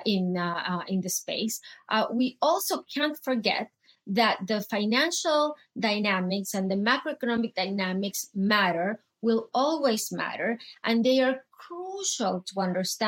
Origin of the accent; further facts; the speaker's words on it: Venezuela; moved away as an adult; I grew up in Venezuela. And my country went through tons of episodes